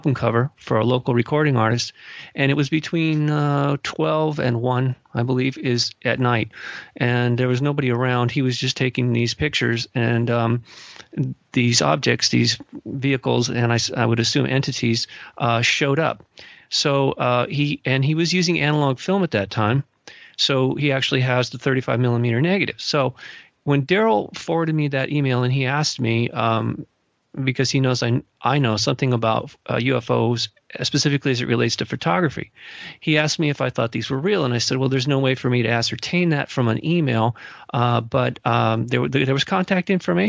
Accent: Malibu, California, United States; also born or lived in Los Angeles; growing up in Malibu and also the Los Angeles area

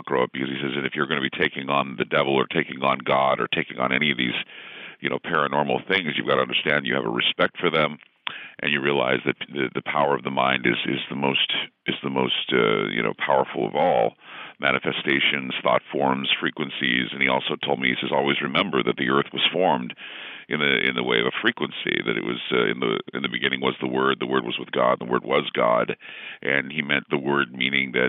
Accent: Utah, United States; I grew up in Utah, of course, and you're Mormon until proven otherwise.

